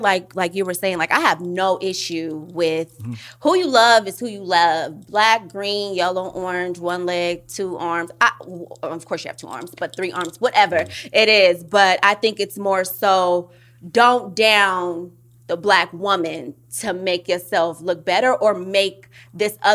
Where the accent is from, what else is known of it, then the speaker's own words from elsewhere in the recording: Oakland, California, United States; I'm from East Oakland